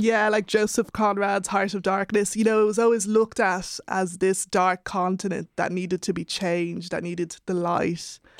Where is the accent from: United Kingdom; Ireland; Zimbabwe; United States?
Ireland; being of Nigerian heritage and growing up in Ireland